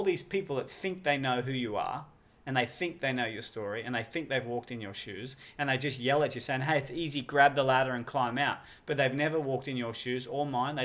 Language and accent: English; Australia; I've done a lot of different stuff on TV overseas and here in Australia